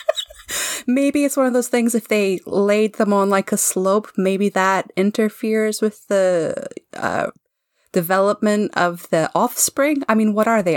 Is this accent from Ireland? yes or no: no; Canada; I'm a Canadian living in Canada